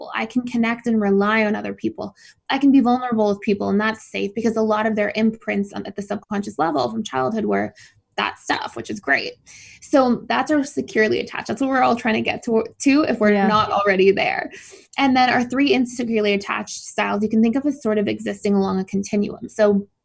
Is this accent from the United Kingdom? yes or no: no; Mississauga, Ontario, Canada; moved away as an adult; also born or lived in Georgia, United States / Florida, United States; I was born in Mississauga, so just outside of Toronto